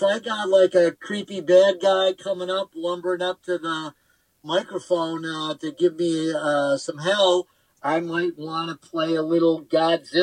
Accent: Los Angeles, California, United States; also born or lived in New Mexico; I grew up in Los Angeles, Orange County

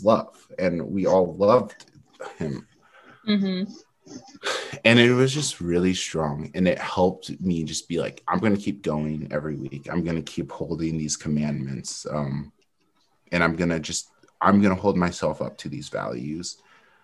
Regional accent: Eastern Washington, United States; also born or lived in Utah / California / North Carolina; I grew up in Eastern Washington, where there's not a lot of diversity

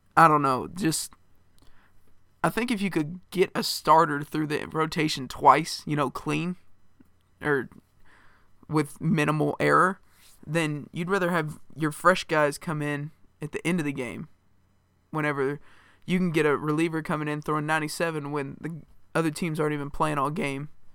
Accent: Indiana, United States; home state Indiana

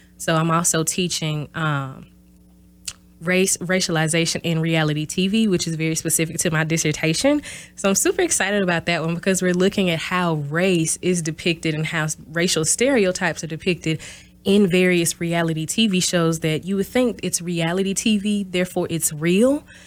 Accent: Mississippi, United States; moved away as an adult; also born or lived in Houston, Texas / Louisville, Kentucky; now in Oshkosh, United States; I'm originally from Mississippi, small town Bassville, Mississippi, in South, or South, S O U F

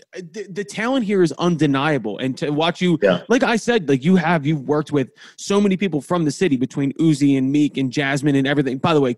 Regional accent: Philadelphia, Pennsylvania, United States; I'm from Northeast Philly.

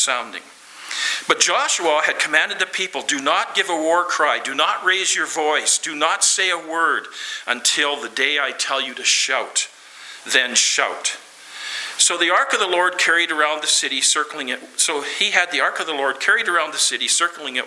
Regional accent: Lloydminster, Canada; I'm from Lloydminster, the city of Lloydminster, and that's 32 approximately thousand people.

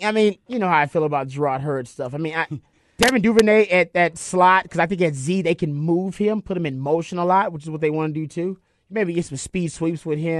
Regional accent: Houston, Texas, United States; I'm from Houston

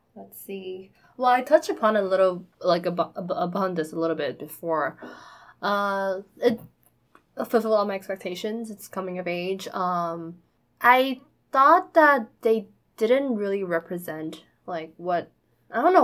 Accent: New York City, New York, United States; we grew up in New York City

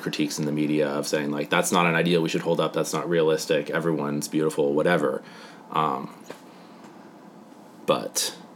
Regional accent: Seattle, Washington, United States; we're from Seattle

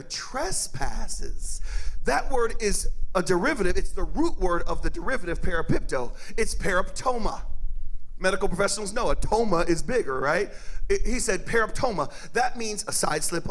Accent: Cajun, Louisiana, United States; I'm Cajun

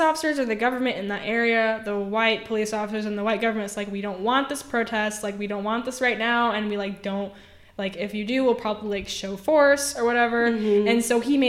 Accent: United States; I'm literally an American

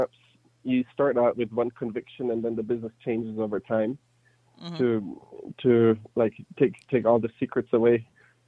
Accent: Germany; English is a second language; moved away as an adult; now in United States; I was born and raised in Germany, moved to the U.S. in 2011 to go to business school

